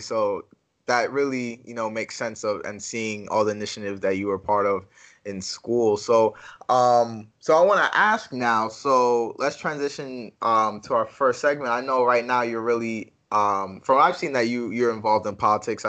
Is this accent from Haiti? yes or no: yes; Haiti; I'm Haitian over here.